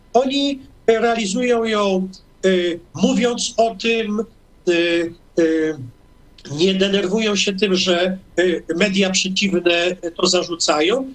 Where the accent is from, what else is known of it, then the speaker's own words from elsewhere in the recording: Toruń, Kuyavian-Pomeranian Voivodeship, Poland; urodziłem się w Toruniu też. To moje, to moje rodzinne miasto, na Mickiewicza